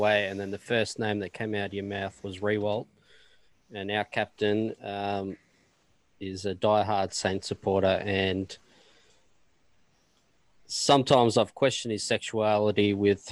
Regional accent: Australia; we grew up in Australia playing Aussie rules

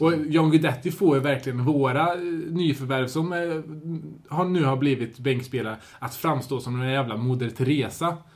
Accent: Sweden; som svensk

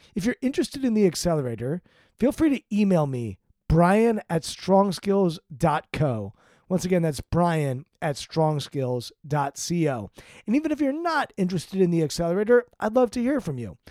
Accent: Potomac, Maryland, United States; I grew up in Potomac, Maryland, an affluent suburb of Washington, D C

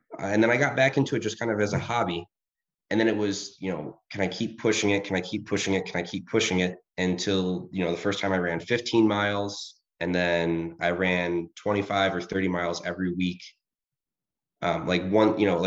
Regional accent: Rochester, New York, United States; I grew up in Rochester, New York.

